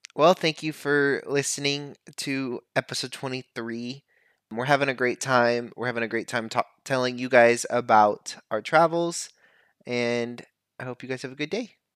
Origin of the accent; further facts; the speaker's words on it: United States; I, as an American